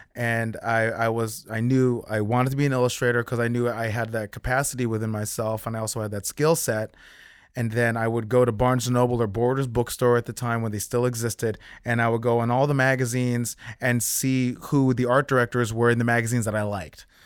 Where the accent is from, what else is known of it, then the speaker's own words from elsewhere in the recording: South Orange, New Jersey, United States; moved away as an adult; Grew up in South Orange. I was born in Saint Barnabas